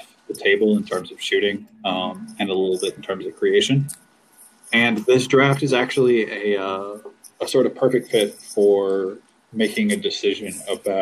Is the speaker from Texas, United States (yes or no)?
no; California, United States; I grew up in California